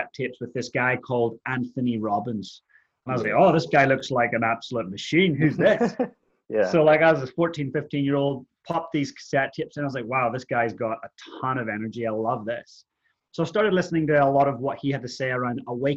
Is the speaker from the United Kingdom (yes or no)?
no; Ireland; moved away as an adult; also born or lived in Canada; now in Christchurch, New Zealand; I grew up in Ireland, so I'm Irish. Moved to Canada when I was about 18